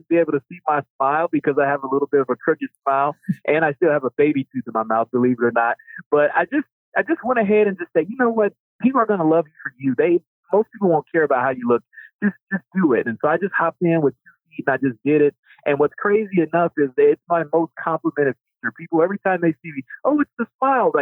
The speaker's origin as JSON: {"language": "English", "town": "Chicago", "region": "Illinois", "country": "United States", "tie": "born or raised there", "said": "I was born and raised on the South Side of Chicago in the early 80s."}